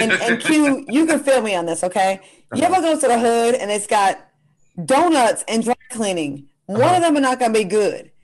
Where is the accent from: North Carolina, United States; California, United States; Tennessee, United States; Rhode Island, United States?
Rhode Island, United States; Providence; my hometown of Providence, Rhode Island